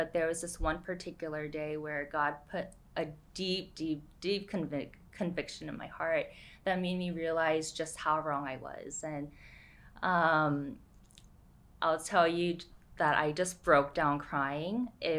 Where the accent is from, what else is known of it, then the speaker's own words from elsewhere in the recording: New York, United States; moved away as an adult; also born or lived in San Francisco / Boston; now in Chino Hills, United States; We grew up in New York.